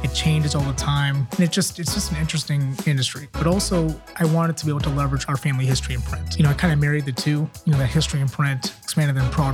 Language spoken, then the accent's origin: English; Akron, Ohio, United States; moved away as an adult; also born or lived in Kent, Ohio / Cleveland, Ohio; now in Columbus, United States; I'm in Ohio born and raised, born in Akron, Ohio.